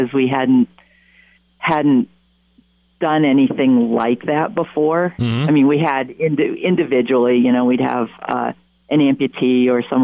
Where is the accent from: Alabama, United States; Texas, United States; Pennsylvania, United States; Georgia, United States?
Pennsylvania, United States; moved away; also born or lived in Windham, New York; I'm from Pennsylvania.